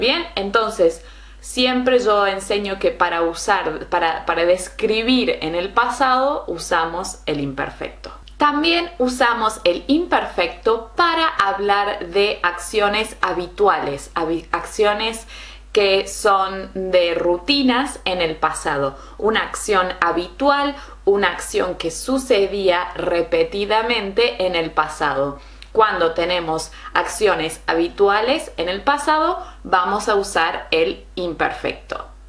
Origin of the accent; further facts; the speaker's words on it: Argentina; in Argentina, where I'm from.